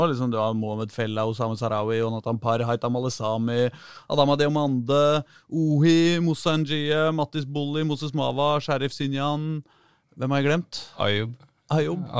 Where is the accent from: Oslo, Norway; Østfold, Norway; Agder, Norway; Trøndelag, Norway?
Oslo, Norway; Jeg er fra Holmlia, ja. ikke sant? Born and raised.